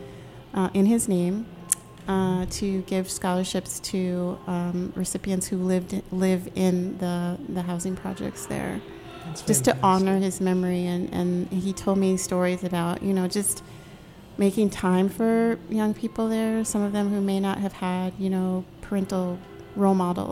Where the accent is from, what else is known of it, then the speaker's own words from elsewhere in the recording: North Dakota, United States; also born or lived in North Carolina / Virginia; now in Maryland, United States; I grew up in North Dakota.